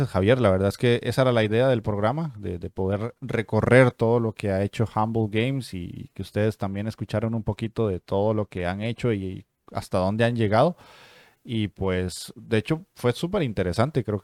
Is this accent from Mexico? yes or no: no; Venezuela; now in Chile; no es igual ser gamer actualmente en Venezuela, mi país natal, a ser un gamer en Chile, el país que me ha dado las opciones y oportunidades